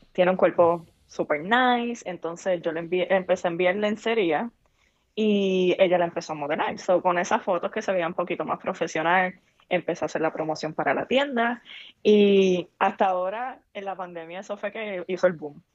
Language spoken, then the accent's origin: Spanish; Puerto Rico; en nuestra cultura en Puerto Rico, porque obviamente soy puertorriqueña